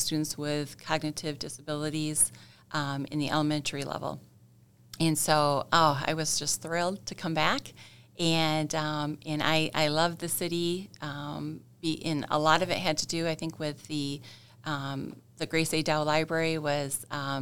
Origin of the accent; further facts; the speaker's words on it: Flint, Michigan, United States; I was born and raised in the Flint area, so I went to Davison and to Grand Blanc public schools